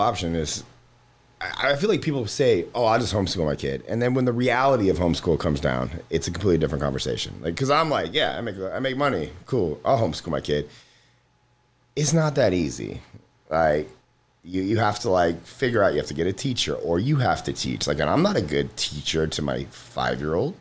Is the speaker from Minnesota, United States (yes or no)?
no; Florida, United States; I'm from Florida